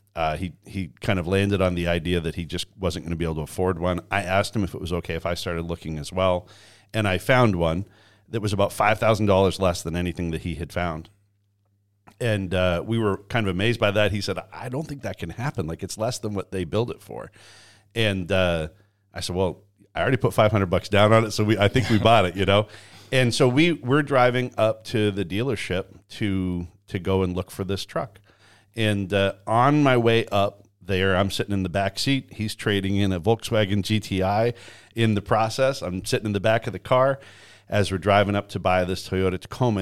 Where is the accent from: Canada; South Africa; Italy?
Canada; moved away; I was born and raised in Canada